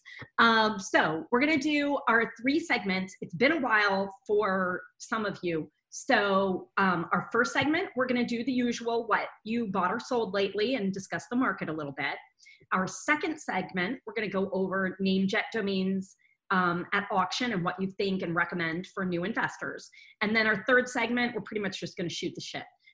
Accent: Boston, Massachusetts, United States; I'm from Boston

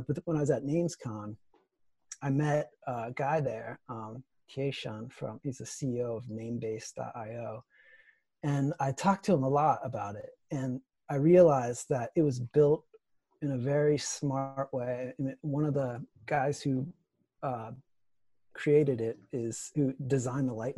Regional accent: Ohio, United States; moved away; also born or lived in Twin Cities, Minnesota; I'm from Ohio. I'm from the Midwest. And I lived in the Twin Cities where Mark is

